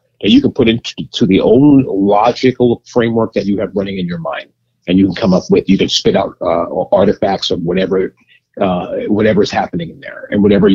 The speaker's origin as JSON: {"language": "English", "town": "New York City", "region": "New York", "country": "United States", "tie": "born or raised there", "said": "I grew up in Queens."}